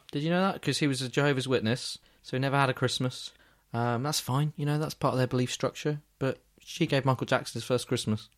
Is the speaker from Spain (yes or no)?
no; England, United Kingdom; I'm, I'm from England